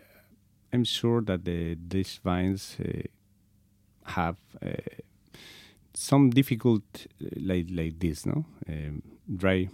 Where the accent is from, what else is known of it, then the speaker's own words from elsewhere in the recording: Spain; English is a second language; also born or lived in Segovia, Spain; I'm from Spain. I'm living in a very small place in Segovia, is the province